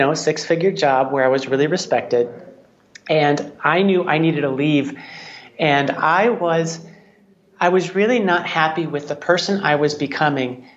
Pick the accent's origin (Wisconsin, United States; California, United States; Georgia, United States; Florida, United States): Wisconsin, United States; I grew up in Wisconsin